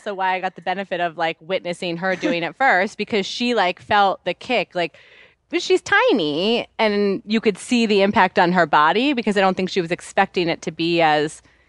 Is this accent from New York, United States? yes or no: yes; New York City, New York, United States; I grew up in New York City. Like, I walked to school every day. We didn't leave the city that often